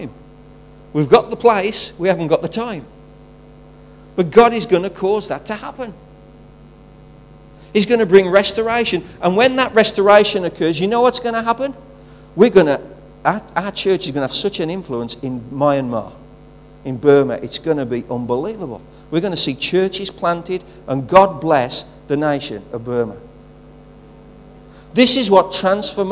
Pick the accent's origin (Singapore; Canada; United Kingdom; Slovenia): United Kingdom; England; I'm English